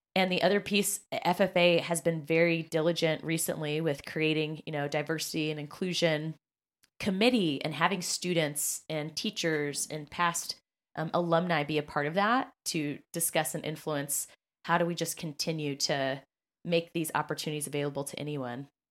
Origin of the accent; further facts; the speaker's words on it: Kansas, United States; moved away as an adult; now in Indianapolis, United States; I was from Kansas